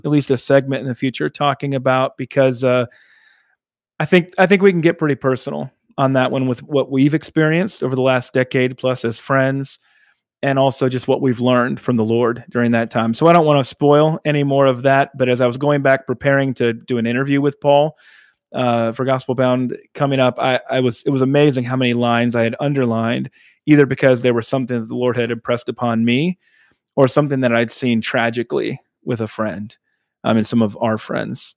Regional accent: the South, United States; I, living as a Southerner

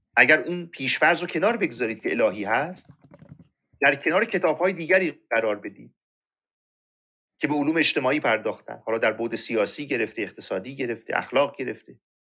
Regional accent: Iran; ما ایرانی هستیم

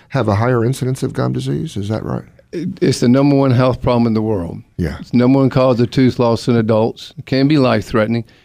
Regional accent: Durham, North Carolina, United States; I'm from Durham. I use toothpicks, but you got to put it in the handle, you know

